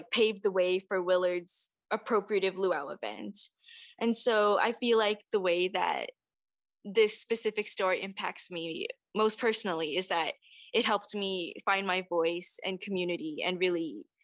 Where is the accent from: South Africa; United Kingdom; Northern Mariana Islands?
Northern Mariana Islands; Saipan; moved away as an adult; now in Evanston, United States; As a Japanese Filipina immigrant and who was born and raised in the Mariana Islands, I feel like I try to navigate with identifying being rooted in Saipan, my home